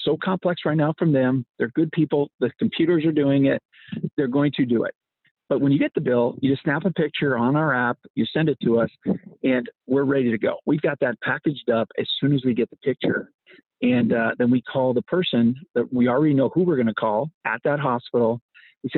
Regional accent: Canada; moved away as an adult; now in United States; I came here as a Canadian

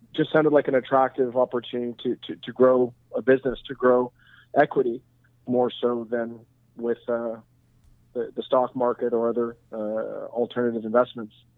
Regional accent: Montreal, Quebec, Canada; So I'm born and raised in Montreal.

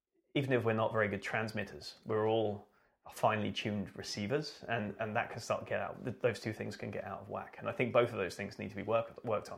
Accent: British / England, United Kingdom; especially as a British person

